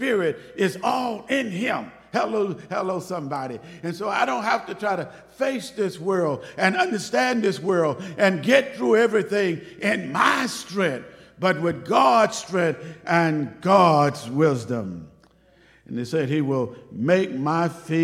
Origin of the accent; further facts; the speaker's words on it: Waco, Texas, United States; moved away as an adult; also born or lived in Dallas, Texas / Plano, Texas; I grew up in Waco, so I guess I'm somewhat of a city boy